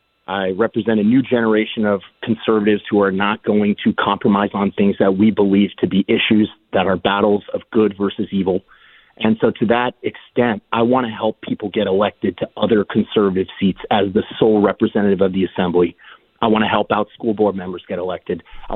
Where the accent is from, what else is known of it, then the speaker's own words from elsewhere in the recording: San Diego, California, United States; San Diegan native. I was born here in San Diego, son of a factory worker.